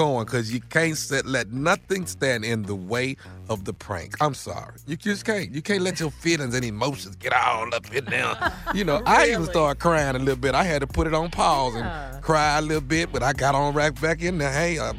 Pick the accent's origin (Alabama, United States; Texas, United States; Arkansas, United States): Texas, United States; Houston; It's a Thomas Miles weekend in my hometown, Houston, Texas.